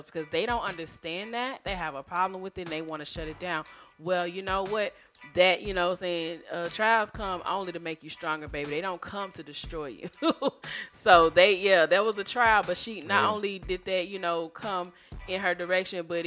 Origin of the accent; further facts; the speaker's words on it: Texas, United States; being a Texan